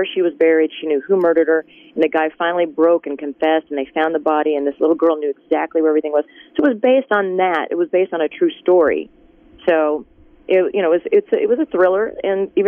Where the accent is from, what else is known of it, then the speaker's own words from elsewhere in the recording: Tulsa, Oklahoma, United States; moved away as an adult; also born or lived in Amarillo, Texas; We moved from Amarillo to Tulsa when I was 5. So my dad could build a church there. And we stayed